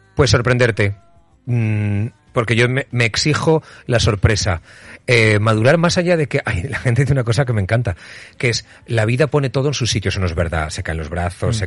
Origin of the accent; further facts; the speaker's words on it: Utiel, Valencian Community, Spain; moved away; en Utiel, en mi pueblo, haciendo un programa para verano